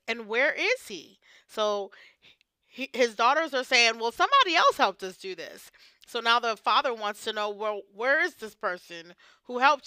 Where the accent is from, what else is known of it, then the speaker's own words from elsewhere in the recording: Virginia, United States; now in Ohio, United States; I was raised in Virginia, but yet I'm out here in Ohio